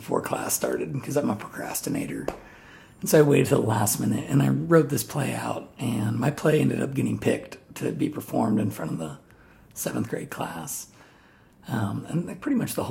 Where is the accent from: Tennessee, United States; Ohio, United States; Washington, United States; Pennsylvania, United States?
Ohio, United States; New Albany; also born or lived in Columbus, Ohio / Groveport, Ohio / Canal Winchester, Ohio; when I was like 6 years old, we moved to New Albany, Ohio